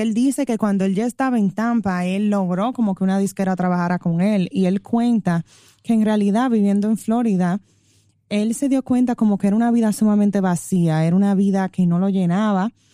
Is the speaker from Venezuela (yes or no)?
no; Dominican Republic; como los dominicanos